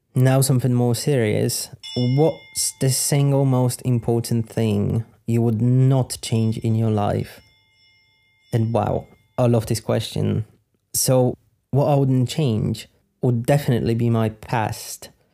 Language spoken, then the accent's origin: English; Poland; moved away as an adult; also born or lived in United Kingdom; I'm from Poland. I lived in Poland for twenty something years. I lived in the U K for seven years.